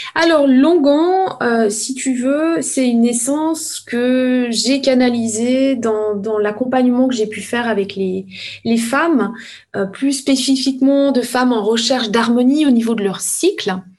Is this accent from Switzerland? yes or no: yes; village of Evionnaz, Valais, Switzerland; je suis valaisanne. Je suis née dans le petit village d'Eviona